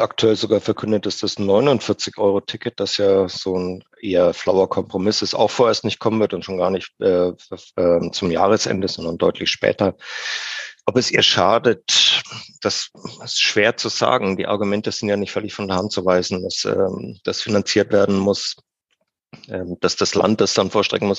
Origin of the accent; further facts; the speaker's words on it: Franconia, Bavaria, Germany; now in Munich, Germany; im Herzen bin ich immer Franke. Das wird man auch nicht